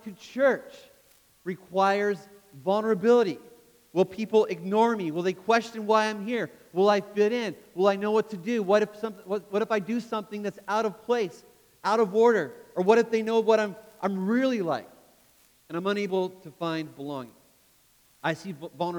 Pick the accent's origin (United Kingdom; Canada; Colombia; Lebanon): Canada; I grew up in Canada, which means as a kid, I played ice hockey